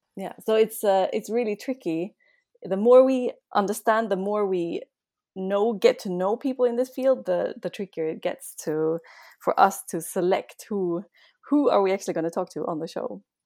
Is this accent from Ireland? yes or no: no; Sweden; moved away as an adult; now in Austria; I'm actually from Sweden